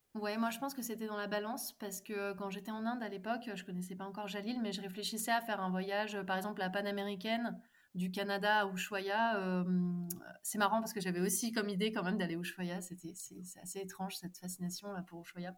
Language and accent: French; Nantes, Pays de la Loire, France; moved away as an adult; also born or lived in Mumbai; now in Drôme, France; En ce moment, je vis dans la Drôme, mais à la base, je suis originaire de Nantes